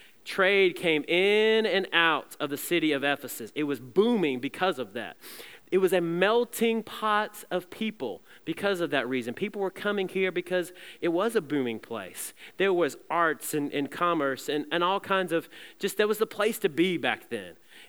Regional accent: Southeast, United States; I mean, I'm from the Southeast. We don't have mountains there.

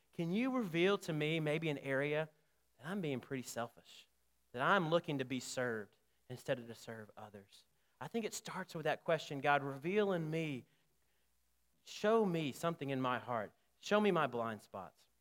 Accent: Selma, Alabama, United States; I grew up in Selma, Alabama

